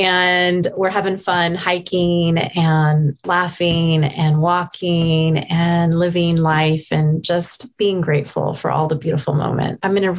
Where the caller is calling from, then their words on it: Portland, Oregon, United States; I'm dialing in from Portland, Oregon. So the Pacific Northwest.